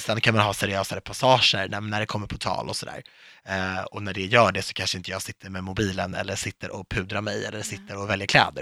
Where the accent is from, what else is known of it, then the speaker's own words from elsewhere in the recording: Viksjö, Stockholm County, Sweden; vi var liksom de enda invandrarna i Viksjö